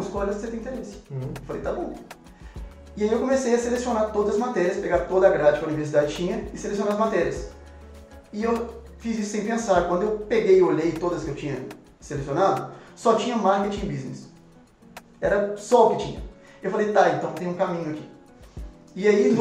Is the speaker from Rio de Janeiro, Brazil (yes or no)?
no; Matozinhos, Minas Gerais, Brazil; eu nasci em Matozinhos, é, é muito perto de BH mesmo